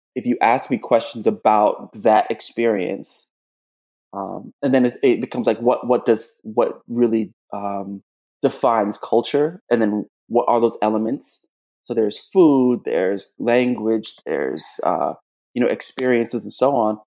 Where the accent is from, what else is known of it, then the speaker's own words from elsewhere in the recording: South Florida, United States; moved away as an adult; also born or lived in Jamaica / Kingston, Jamaica; now in Chicago, United States; I was born in Jamaica. I was raised in South Florida